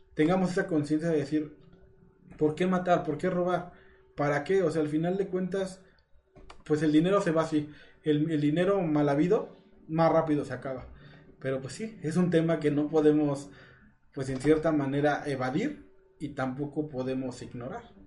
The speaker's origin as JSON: {"language": "Spanish", "country": "Mexico"}